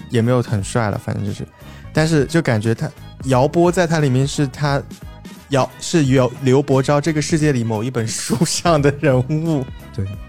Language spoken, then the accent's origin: Chinese; Changsha, Hunan, China; 我也是长沙人嘛